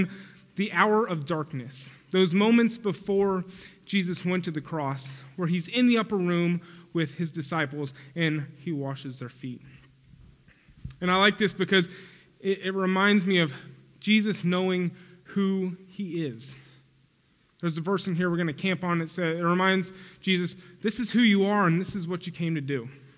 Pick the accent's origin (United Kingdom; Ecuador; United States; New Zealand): United States; Spring, Texas; also born or lived in St. Louis, Missouri / Pennsylvania / Oklahoma; And then when I was 3, we moved to Pennsylvania. And then 4 and a half, we moved to Oklahoma. And then 6th or 7th grade, we moved to Spring, Texas.